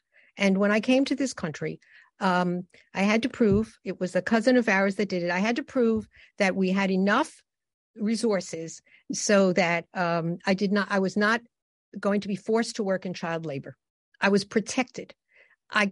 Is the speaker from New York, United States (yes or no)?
yes; New York City, New York, United States; also born or lived in Germany; I was raised in the Bronx, where I was able to go to school